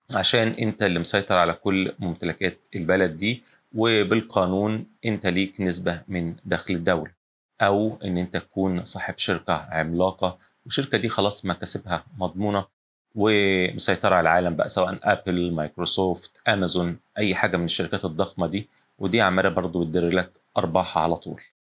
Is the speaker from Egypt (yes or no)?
yes; Egypt; عندنا في الساحل الشمالي